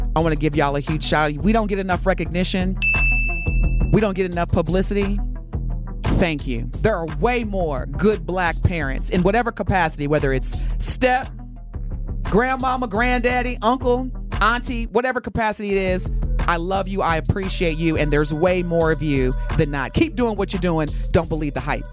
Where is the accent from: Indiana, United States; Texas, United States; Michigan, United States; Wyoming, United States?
Indiana, United States; Evansville; moved away; I grew up in Evansville, Indiana.